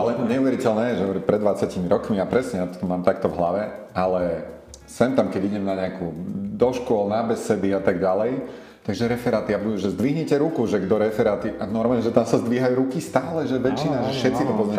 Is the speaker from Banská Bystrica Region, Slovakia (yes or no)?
no; Martin, Žilina Region, Slovakia; moved away as an adult; now in Bratislava, Slovakia; No ja pochádzam z Martina, kde som strávil vlastne celú svoju mladosť.